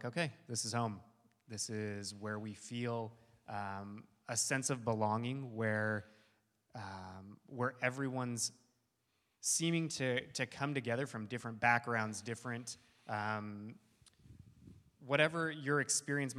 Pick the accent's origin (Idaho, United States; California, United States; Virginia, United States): California, United States; moved away as an adult; also born or lived in Costa Rica; I'm from California